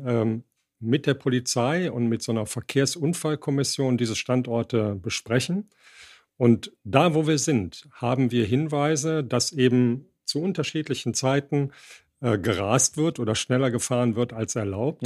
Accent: Düsseldorf, North Rhine-Westphalia, Germany; moved away as an adult; also born or lived in Hilden; now in Bottrop, Germany; wirklich nur geboren, aufgewachsen in so einem Vorort von Düsseldorf

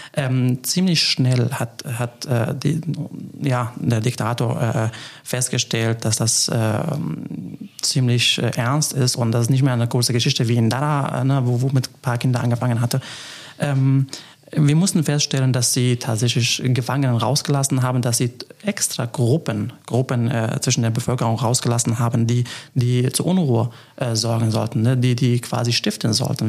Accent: Afrin, Aleppo Governorate, Syria; German is a second language; now in Trier, Germany; Trier ist Heimat geworden, äh, Aleppo und, und die Region, wo ich geboren bin, Afrin

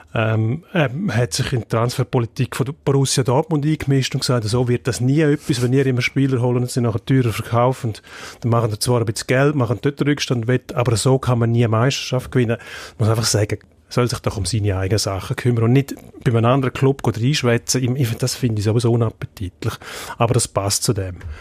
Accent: Switzerland; bei uns in der Schweiz

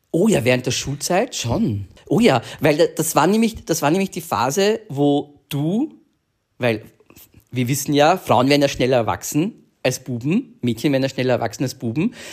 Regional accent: Vienna, Austria; wir sind ja aus Wien und in Wien muss man einfach mit 15, 16 in die Tanzschule gehen.

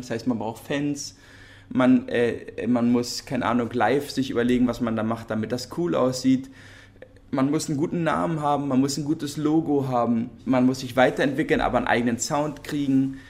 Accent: Berlin, Germany; wir sind ja Berliner und in, also Berlin geboren und in Berlin aufgewachsen

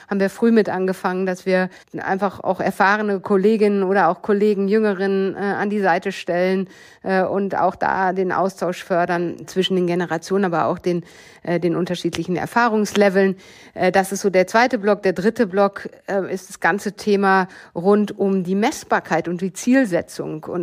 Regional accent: Bochum, North Rhine-Westphalia, Germany; ich bin groß geworden im Ruhrgebiet äh, in Bochum und damit in einem Umfeld, was ähm, aus meiner Erinnerung sehr gemischt war.

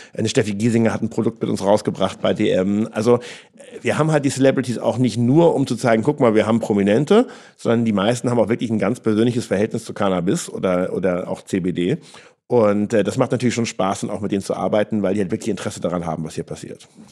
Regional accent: Flensburg, Schleswig-Holstein, Germany; moved away as an adult; also born or lived in Sydney, Australia; now in Berlin, Germany; Flensburg ist für mich wirklich Heimat. Ich bin an der Küste groß geworden.

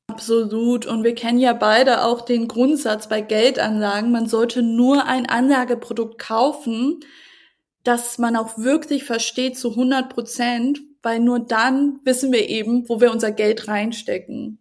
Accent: Hamburg, Germany; Großstädten wie Hamburg, ähm, wo ich auch mir den Markt anschaue, einfach auch weil es meine Heimatstadt ist

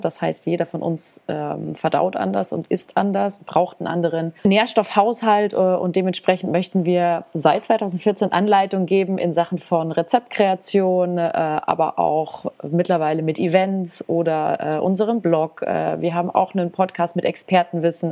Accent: Germany; bei uns in Deutschland

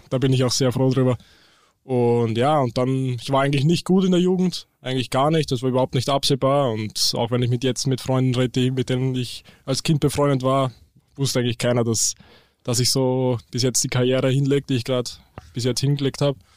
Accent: Eisenstadt, Burgenland, Austria; now in Hamburg, Germany; ich komme aus Österreich, genauer zu sein aus Eisenstadt, das ist in Burgenland. Ähm, ja, dort, das ist auf jeden Fall nicht typisch für Österreich, weil dort gibt es nicht wirklich Berge, eher mehr Weinberge. Und ja, ziemlich viel Flachland

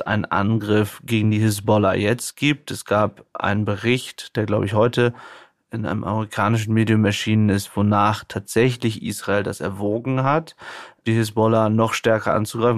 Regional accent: Germany; bei uns in Deutschland

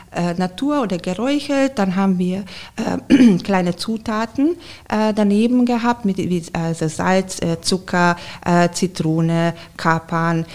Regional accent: Hungary; German is a second language; moved away as an adult; also born or lived in Garmisch-Partenkirchen, Germany; now in Germany; ich bin äh, gebürtige Ungarin

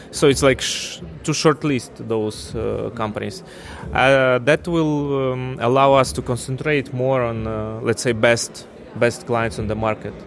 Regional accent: Ukraine; moved away as an adult; also born or lived in Russia / Moscow; I'm from Ukraine originally.

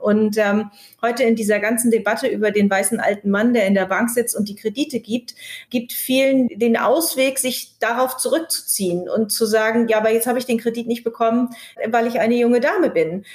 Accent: Kiel, Schleswig-Holstein, Germany; moved away; also born or lived in Berlin; ich bin ja gerade aus Berlin zurück nach Kiel gekommen. Ich war 20 Jahre nicht, nicht in Kiel

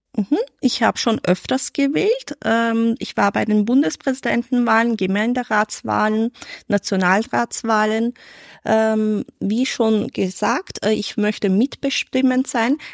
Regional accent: Vorarlberg, Austria; now in Vienna, Austria; ich bin in Vorarlberg geboren, aufgewachsen, in die Schule gegangen

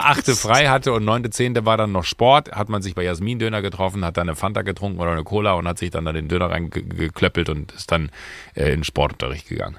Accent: Waldniel, North Rhine-Westphalia, Germany; moved away; Wenn du in Waldnil, da wo ich groß geworden bin

